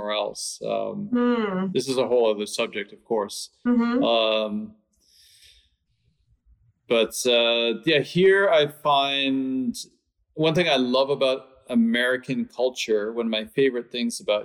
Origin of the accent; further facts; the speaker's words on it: Canada; also born or lived in London / Stockholm; now in Los Angeles, United States; I'm from Canada